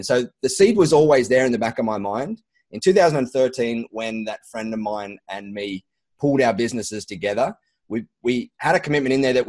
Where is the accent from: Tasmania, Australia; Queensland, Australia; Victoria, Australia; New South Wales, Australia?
New South Wales, Australia; Sydney; We like to say that so that we don't get confused with people thinking we are from Sydney, because we've got a little bit of fun rivalry with the Sydney folk down there.